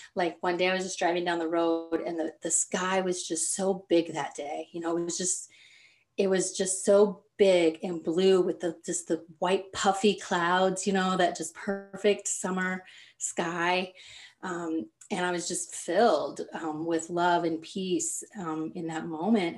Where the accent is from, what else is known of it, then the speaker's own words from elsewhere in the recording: Kansas, United States; moved away as an adult; now in Michigan, United States; So I was born and raised in Kansas, and now I live in Michigan.